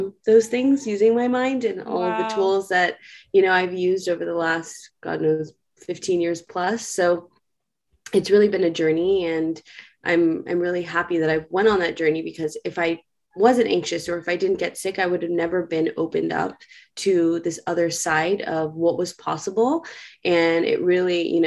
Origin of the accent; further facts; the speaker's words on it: New York City, New York, United States; I am a born and raised New Yorker. I grew up in New York City